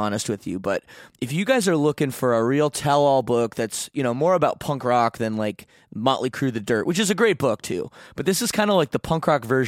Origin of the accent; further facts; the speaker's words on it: Canada; I'm Canadian